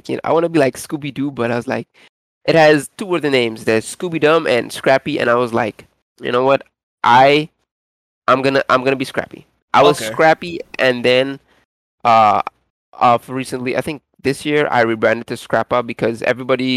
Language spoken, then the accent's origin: English; Trinidad & Tobago; I'm from Trinidad and Tobago.